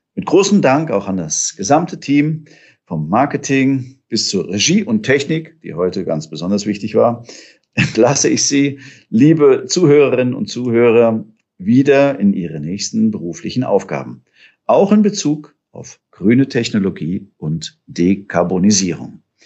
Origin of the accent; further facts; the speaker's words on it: Hesse, Germany; da bin ich noch äh, Fahrrad gefahren als Junge auf der Autobahn im Hessischen